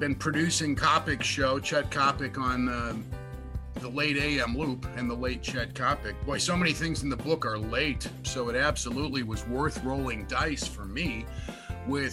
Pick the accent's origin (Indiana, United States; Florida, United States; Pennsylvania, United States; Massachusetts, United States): Indiana, United States; Hammond; That's at WJOB in Hammond, my hometown radio station